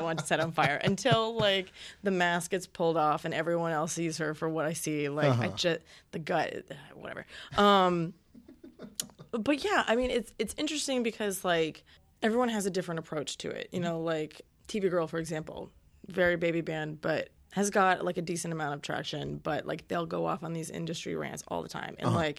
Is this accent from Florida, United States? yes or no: yes; Florida, United States; I grew up in Central Florida, and there were bands like … and …